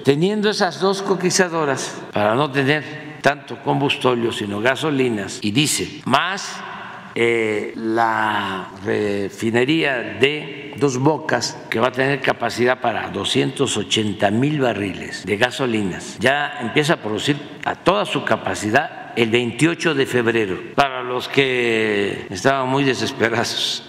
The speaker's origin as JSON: {"language": "Spanish", "town": "Tepetitán", "region": "Tabasco", "country": "Mexico", "tie": "born or raised there", "said": "cuando éramos niños, jóvenes, ya Tepeitán, mi pueblo, y en Tabasco en general"}